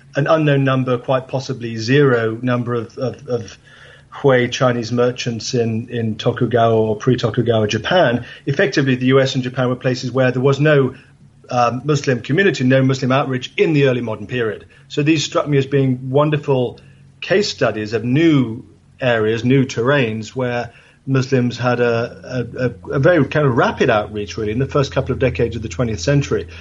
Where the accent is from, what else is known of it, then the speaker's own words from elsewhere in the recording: England, United Kingdom; I grew up in England